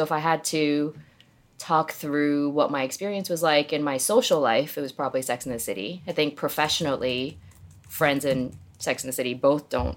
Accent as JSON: {"language": "English", "region": "New Jersey", "country": "United States", "tie": "born or raised there", "also_born_or_lived": "South Korea / New York City", "moved": "as an adult", "lives_now": "Dallas, United States", "said": "I was born in Korea. I grew up in New Jersey, literally by the Jersey Shore"}